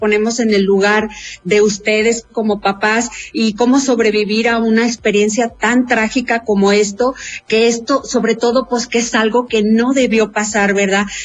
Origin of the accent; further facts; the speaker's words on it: Mexico; como mexicanos